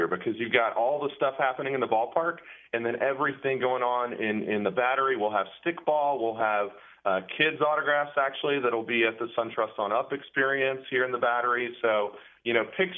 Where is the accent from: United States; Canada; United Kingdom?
United States; Marietta, Georgia; also born or lived in Atlanta; I grew up in Atlanta, grew up in Marietta.